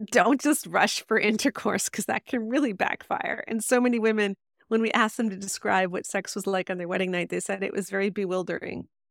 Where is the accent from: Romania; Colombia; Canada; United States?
Canada; I'm Canadian.